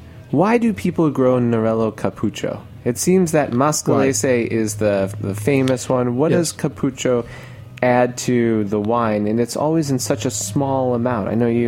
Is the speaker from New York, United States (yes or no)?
yes; New York, United States; me as a New Yorker